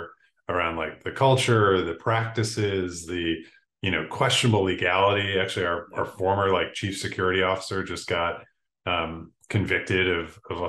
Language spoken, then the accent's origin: English; Buffalo, New York, United States; I'm from Buffalo, New York, Buffalo in upstate New York